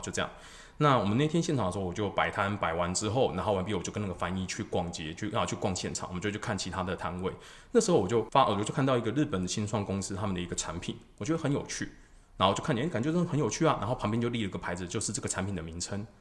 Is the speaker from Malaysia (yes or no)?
no; Taiwan; 我们台湾人真的很努力在读英文